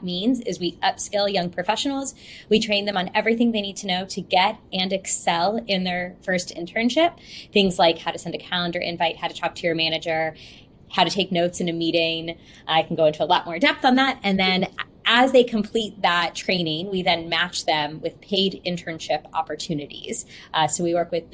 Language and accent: English; Houston, Texas, United States; I'm from Houston. Born and raised here